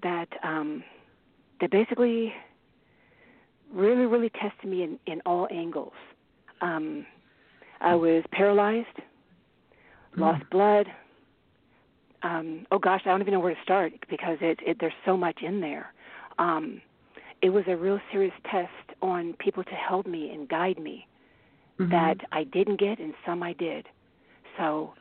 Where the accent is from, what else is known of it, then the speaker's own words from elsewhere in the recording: Bay Area, California, United States; also born or lived in Germany / Paris, France; I grew up in the Bay Area